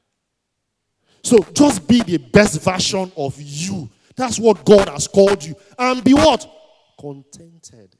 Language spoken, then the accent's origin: English; Warri, Delta, Nigeria; I grew up in Warri, and I attended Nana College in Warri.